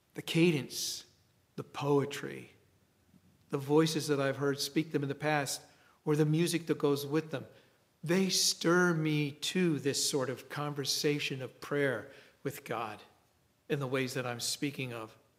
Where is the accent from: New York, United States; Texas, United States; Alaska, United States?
New York, United States; New York City; I grew up in the Bronx and I went to grammar school in the same school for eight years